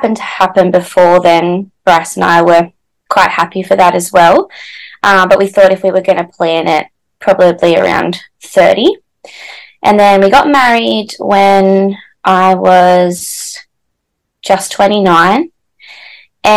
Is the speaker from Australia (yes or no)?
yes; Newcastle, New South Wales, Australia; I'm from Newcastle in New South Wales, Australia.